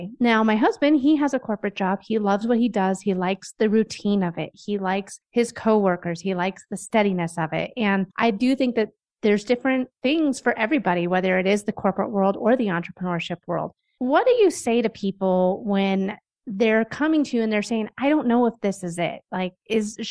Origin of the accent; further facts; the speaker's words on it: Denver, Colorado, United States; I'm from Denver. I live maybe 4 miles from where I grew up